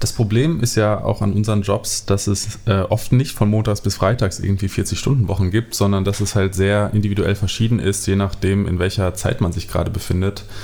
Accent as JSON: {"language": "German", "town": "Bad Berleburg", "region": "North Rhine-Westphalia", "country": "Germany", "tie": "born or raised there", "moved": "yes", "said": "ich komme aus Bad Berleburg. Ähm, das ist eine Kleinstadt, eine sehr, sehr kleine Stadt, ähm, unten in NRW, in Südwestfalen, mhm. Ähm, die sehr abgelegen ist und ähm, da bin ich aufgewachsen"}